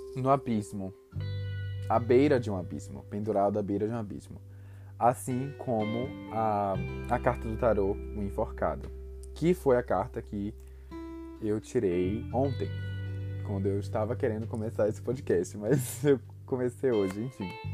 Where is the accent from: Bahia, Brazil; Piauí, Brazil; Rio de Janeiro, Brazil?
Bahia, Brazil; Salvador; eu sou de Salvador, Bahia